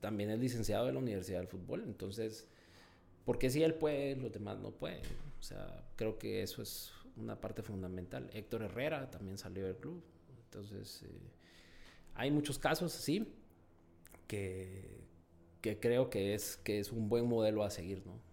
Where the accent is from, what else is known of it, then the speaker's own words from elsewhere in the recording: Guatemala; also born or lived in Mexico; como guatemalteco